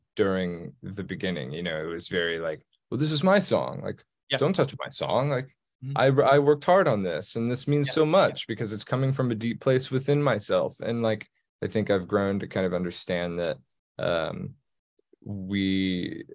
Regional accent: Texas, United States; moved away as an adult; being from Texas, growing up in Texas.

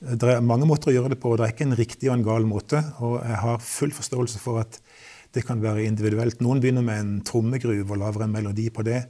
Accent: Kristiansand, Agder, Norway; vokste jeg opp i Kristiansand

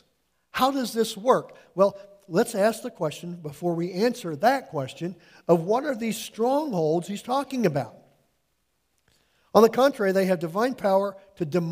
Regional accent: United States; I was born and raised in the United States.

